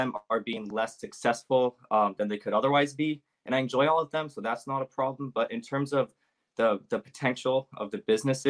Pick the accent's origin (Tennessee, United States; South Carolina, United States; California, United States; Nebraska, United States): California, United States; Bay Area; I'm from Bay Area, California